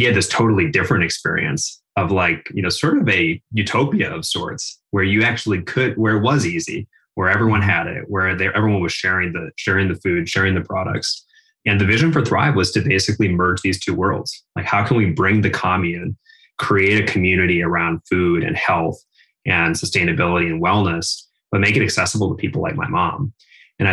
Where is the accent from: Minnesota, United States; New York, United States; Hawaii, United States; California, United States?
Minnesota, United States; outside of Minneapolis; So I grew up in the Midwest, outside of Minneapolis, Minnesota, middle class, middle America